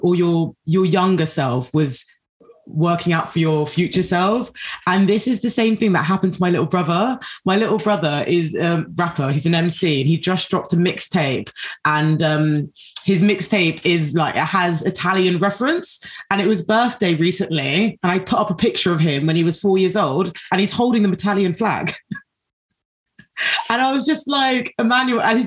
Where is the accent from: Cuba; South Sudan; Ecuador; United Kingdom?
South Sudan; I'm from South Sudan